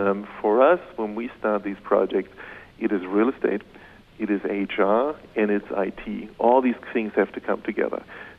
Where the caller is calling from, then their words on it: Munich, Bavaria, Germany; I'm calling in from Munich.